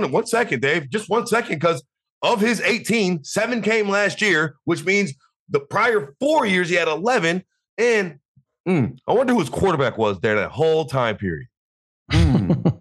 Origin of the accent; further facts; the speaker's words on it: the South, United States; I grew up in the South.